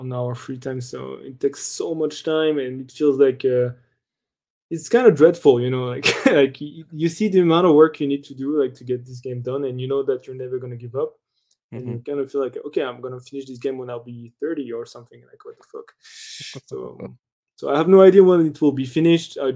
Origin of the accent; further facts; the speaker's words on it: France; I'm from France